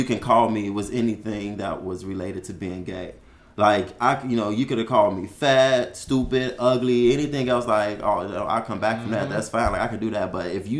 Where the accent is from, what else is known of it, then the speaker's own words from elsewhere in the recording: Chicago, Illinois, United States; I was born and raised in Chicago, Illinois.